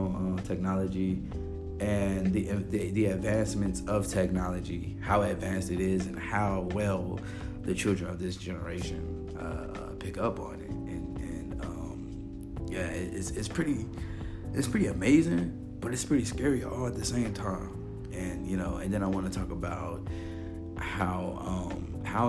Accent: Little Rock, Arkansas, United States; now in Pensacola, United States; my hometown in Little Rock, Arkansas

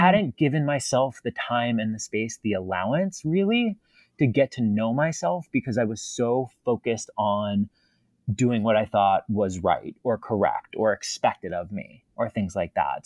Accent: East Coast, United States; I am from the East Coast, born and raised

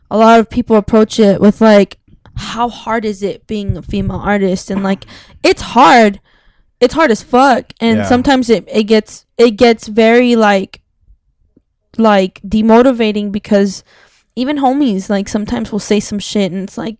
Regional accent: South Gate, California, United States; I lived in LA, I grew up in Southgate

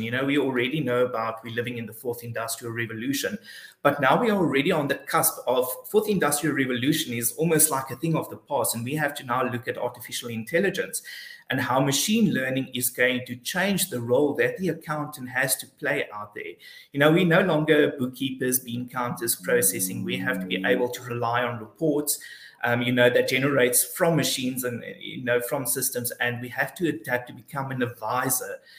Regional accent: Alexandria, Eastern Cape, South Africa; also born or lived in Port Elizabeth; I grew up in a very small town called Alexandria. Uh, it's just close before Port Alfred

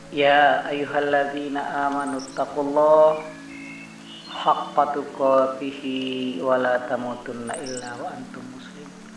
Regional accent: Taliwang, West Nusa Tenggara, Indonesia; Lahir di Desa Selutu, Kecamatan Teliwang, Kabupaten Sumbawa Barat, Provinsi Nusa Tenggara Barat

